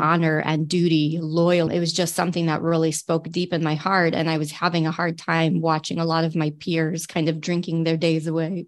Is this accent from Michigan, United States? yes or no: yes; Michigan, United States; I'm definitely a Michigander at heart. I grew up here.